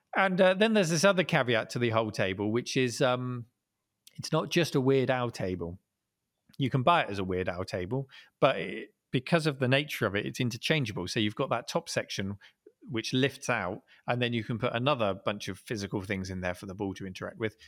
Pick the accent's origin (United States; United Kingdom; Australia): United Kingdom; Dorchester, South West England; hometown in, uh, a place called Dorchester, down in Dorset on the south coast of England